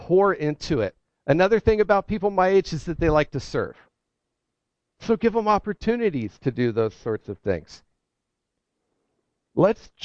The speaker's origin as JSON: {"language": "English", "region": "Ohio", "country": "United States", "moved": "yes", "lives_now": "New England, United States", "said": "I'm from Ohio"}